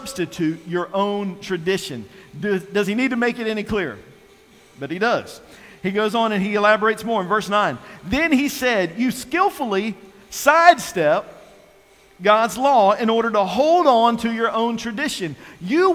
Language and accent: English; North Carolina, United States; also born or lived in Virginia; I was born and raised in North Carolina